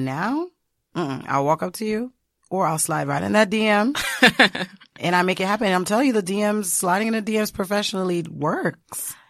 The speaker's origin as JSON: {"language": "English", "country": "United States", "tie": "born or raised there", "said": "my parents are Haitian. So I'm Haitian American. I was born here."}